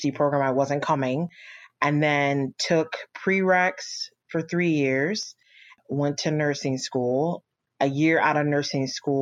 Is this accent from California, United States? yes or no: yes; Orange County, California, United States; I was raised in Orange County, California